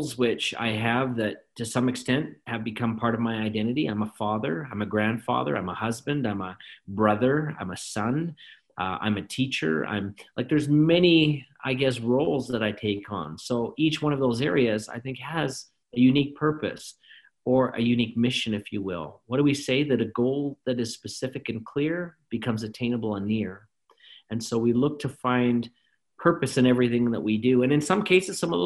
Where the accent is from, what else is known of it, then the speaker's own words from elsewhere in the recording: Calgary, Alberta, Canada; I was raised in Calgary, Alberta, Canada